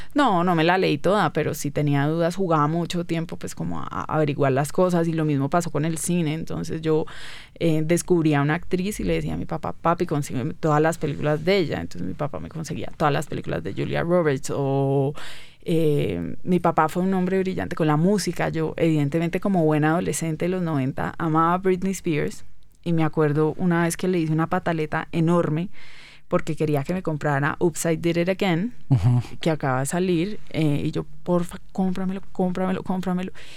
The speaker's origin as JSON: {"language": "Spanish", "town": "Cali", "region": "Valle del Cauca", "country": "Colombia", "tie": "born or raised there", "moved": "as an adult", "said": "Soy muy caleña."}